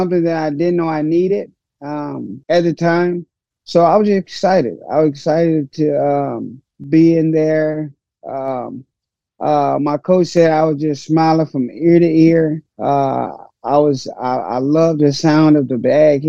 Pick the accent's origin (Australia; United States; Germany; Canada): United States; St. Louis, Missouri; I grew up in Hyde Park area, high crime area